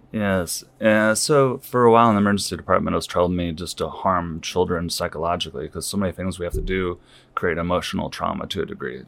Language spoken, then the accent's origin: English; Saint Louis area, Illinois side, United States; moved away as an adult; also born or lived in North Liberty, Iowa; now in Iowa, United States; from the Saint Louis area on the Illinois side originally